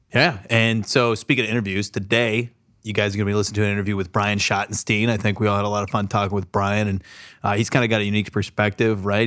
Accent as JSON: {"language": "English", "town": "San Diego", "region": "California", "country": "United States", "tie": "born or raised there", "moved": "yes", "lives_now": "Columbus, United States", "said": "I grew up in San Diego"}